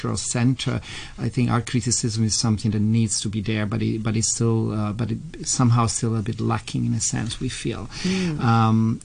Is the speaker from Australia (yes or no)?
no; Italy; also born or lived in London; now in Hong Kong; I come originally from Italy, via London